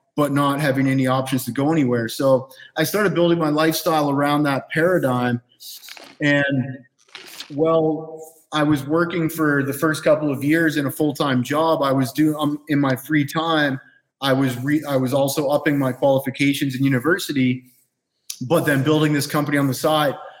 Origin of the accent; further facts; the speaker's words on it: Canada; moved away as an adult; now in Costa Rica; I grew up in Canada